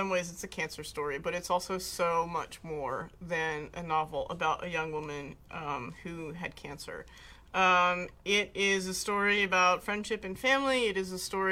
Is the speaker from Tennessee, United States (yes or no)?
no; New Jersey, United States; I am from New Jersey